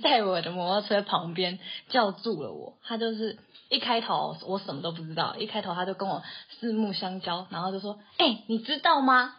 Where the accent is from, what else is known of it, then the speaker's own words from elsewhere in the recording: Taoyuan, Taiwan; moved away as an adult; now in Tainan, Taiwan; 我就是从小到大都土生土长在桃园生活的一个桃园人。就是国小、国中到大学出社会都一直在桃园生活，直到去年结婚才搬来台南